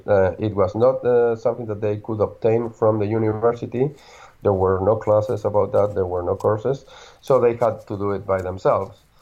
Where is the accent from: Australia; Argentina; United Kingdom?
Argentina; I'm from Argentina.